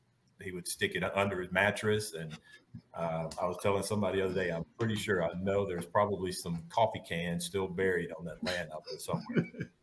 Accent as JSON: {"language": "English", "town": "Canton", "region": "Mississippi", "country": "United States", "tie": "born or raised there", "said": "but I grew up in Canton, Mississippi. That's about 15 miles north of Jackson. So small town."}